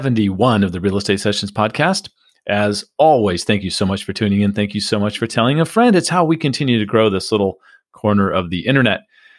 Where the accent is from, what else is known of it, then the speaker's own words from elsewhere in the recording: El Cajon, California, United States; now in St. Petersburg, United States; Steve, I grew up in El Cajon, La Mesa, Spring Valley.